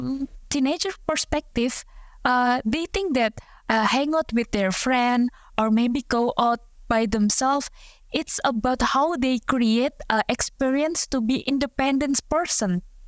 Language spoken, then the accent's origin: English; Indonesia; difficult, I think, for Indonesian like me.